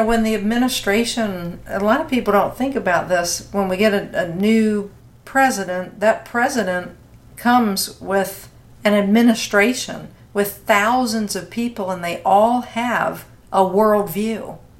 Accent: Virginia, United States; and in Virginia, your home state, my home state.

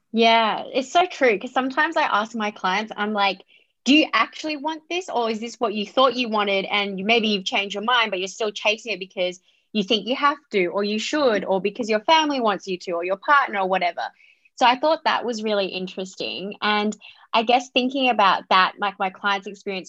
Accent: Australia; I was born in Australia, but I have a Vietnamese Chinese background

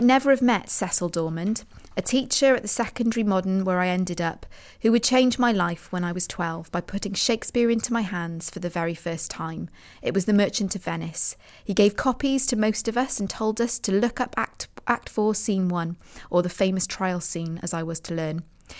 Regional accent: Mirfield, Yorkshire and the Humber, United Kingdom; I wandered around the hills near the golf club above my hometown of Murfield in West Yorkshire.

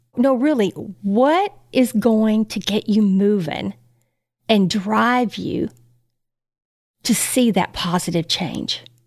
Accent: Texas, United States; as a Texan, there's not too many people walking around eating just plants in this cattle country.

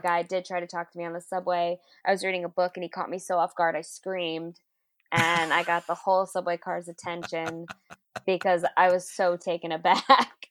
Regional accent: New York City, New York, United States; also born or lived in Brooklyn; born and raised in Queens. Now I live in Brooklyn.

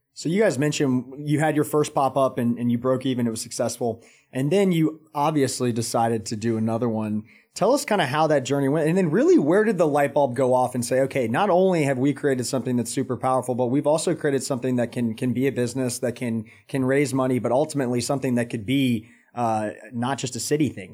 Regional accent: Atlanta, Georgia, United States; now in Charlotte, United States; I'm actually from Atlanta

